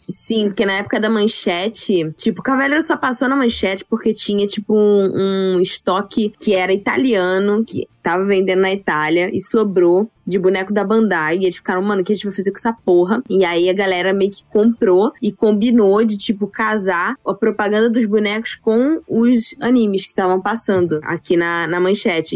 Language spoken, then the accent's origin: Portuguese; Rio de Janeiro, Brazil; Sou carioca